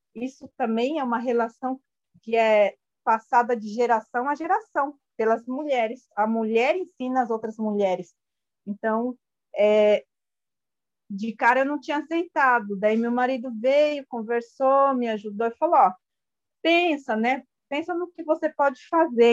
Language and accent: Portuguese; Brazil; first language Guarani (Mbyá); Portuguese is a second language; eu cresci junto na aldeia